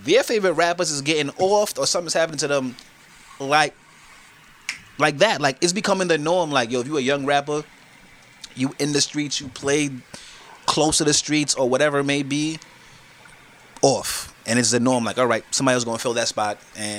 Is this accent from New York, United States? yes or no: yes; Brooklyn, New York, United States; My favorite, I'm from Brooklyn.